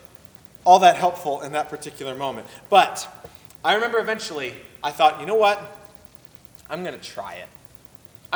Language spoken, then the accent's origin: English; Oceanside, California, United States; moved away; I grew up partially in Southern California. I lived in Oceanside, California for about 5 years